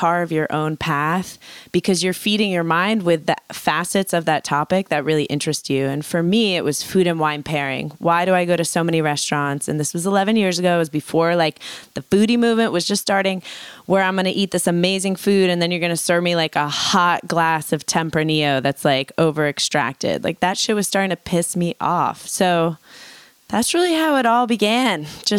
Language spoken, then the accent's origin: English; New York City, New York, United States; I mean, I grew up in New York City, which was amazing